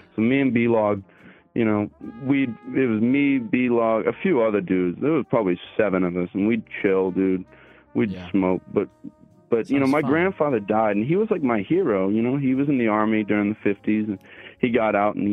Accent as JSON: {"language": "English", "region": "New Hampshire", "country": "United States", "tie": "born or raised there", "said": "I grew up in New Hampshire"}